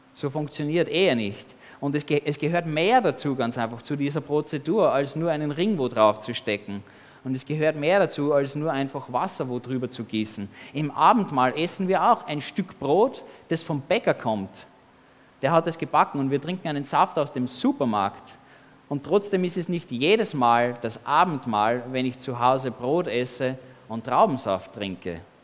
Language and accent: German; Austria; als Kind in Österreich, als Baby.